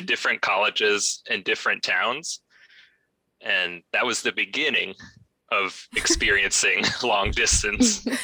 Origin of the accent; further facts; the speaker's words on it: Florida, United States; moved away as an adult; I'm from Florida